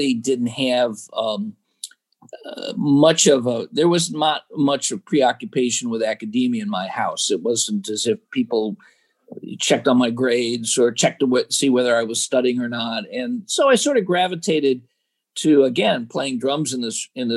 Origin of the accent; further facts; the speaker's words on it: Chicago, Illinois, United States; I was born and raised in Chicago, the South Side of Chicago.